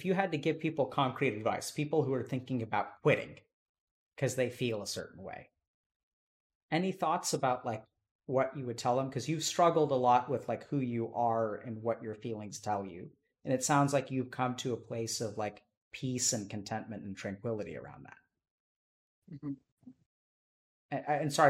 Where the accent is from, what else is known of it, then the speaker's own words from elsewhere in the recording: India; or that I'm a doctor, or that I'm Indian, or that I'm a male